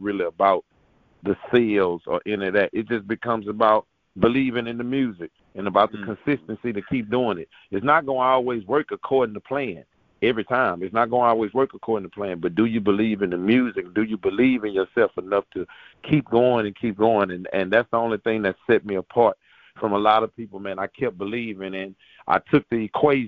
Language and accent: English; Texas, United States